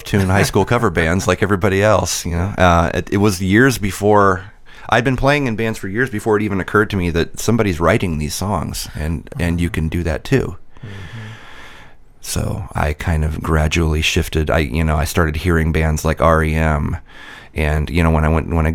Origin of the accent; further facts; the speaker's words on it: Midwest, United States; I grew up in the Midwest